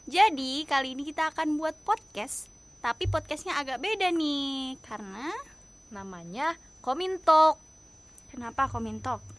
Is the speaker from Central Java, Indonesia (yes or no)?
no; Bogor, West Java, Indonesia; aku emang orang Bogor sama Vio juga